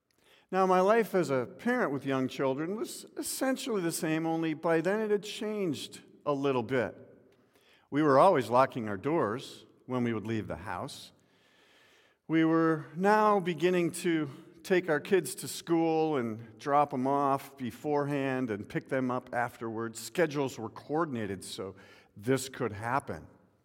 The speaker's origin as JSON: {"language": "English", "region": "Midwest", "country": "United States", "tie": "born or raised there", "said": "I can remember as a young boy growing up in the Midwest, home life at that point was different"}